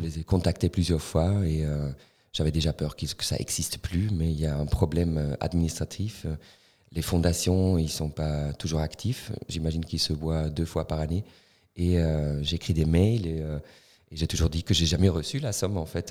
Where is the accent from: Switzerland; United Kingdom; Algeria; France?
Switzerland; Tafers, Fribourg; French is a second language; J'ai grandi à Tavel.